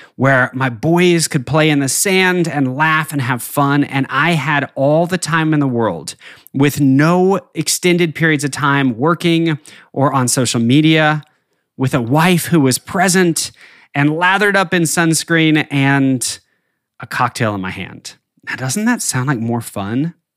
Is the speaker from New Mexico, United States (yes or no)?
yes; northern New Mexico, United States; now in Arkansas, United States; I grew up in the Southern Rockies in, uh, the very northern tip of New Mexico, and skiing was a huge part of my childhood